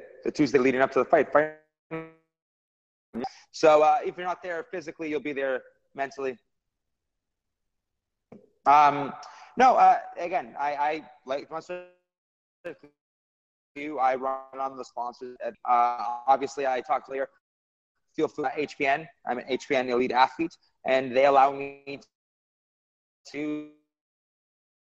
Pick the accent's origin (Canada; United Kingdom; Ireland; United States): Canada; Mississauga, Ontario; also born or lived in Toronto; now in Montreal, Canada; I live in Montreal, but I also live in Toronto. I was born in Mississauga